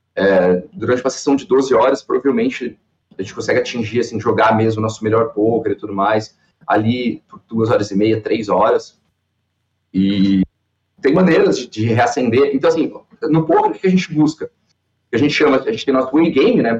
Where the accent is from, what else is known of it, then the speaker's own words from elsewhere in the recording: Balneário Camboriú, Santa Catarina, Brazil; also born or lived in Cascavel, Paraná; sou natural de Cascavel, no Paraná, mas moro em Balneário eu, desde os três anos, então, minha vida toda aqui em Balneário